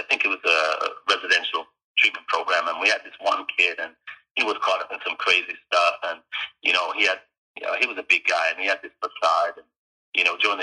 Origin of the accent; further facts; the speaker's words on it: Jamaica; also born or lived in United Kingdom; now in British Columbia, Canada; I grew up in Jamaica